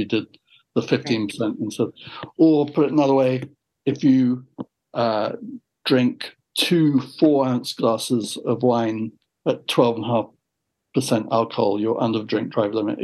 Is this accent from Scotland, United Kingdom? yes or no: no; London, United Kingdom; moved away as an adult; also born or lived in Dorset / San Francisco / Canada; now in Richmond, Virginia, United States; I grew up in London